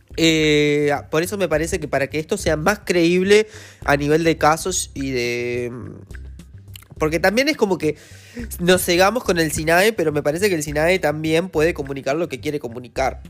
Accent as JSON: {"language": "Spanish", "country": "Uruguay"}